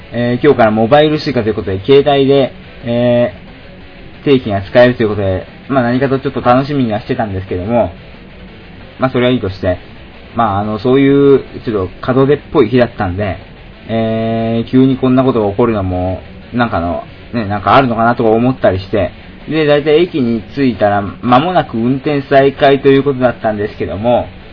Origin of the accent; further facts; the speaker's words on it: Shizuoka, Japan; moved away as an adult; also born or lived in Tokyo; 私の出身地静岡県